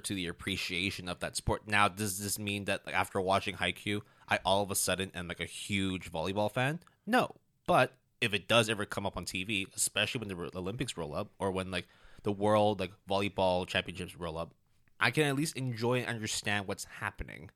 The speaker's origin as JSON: {"language": "English", "country": "Hong Kong", "tie": "born or raised there", "said": "growing up in Hong Kong"}